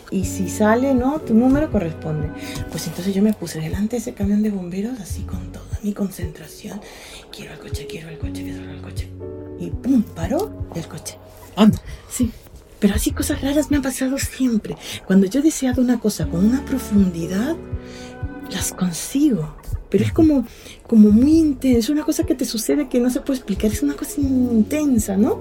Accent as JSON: {"language": "Spanish", "region": "Callao", "country": "Peru", "also_born_or_lived": "Lima", "moved": "yes", "said": "allá en Perú, soy de Lima, bueno, yo soy chalaca, del Callao"}